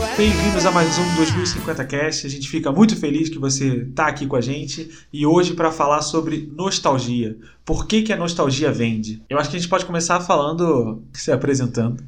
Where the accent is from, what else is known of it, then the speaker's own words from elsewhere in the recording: Rio de Janeiro, Brazil; moved away as an adult; now in Curitiba, Brazil; morei a vida inteira no Rio